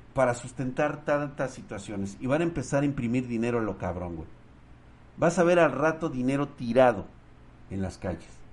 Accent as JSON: {"language": "Spanish", "country": "Mexico", "said": "Soy ciudadano constitucional de los Estados Unidos mexicanos"}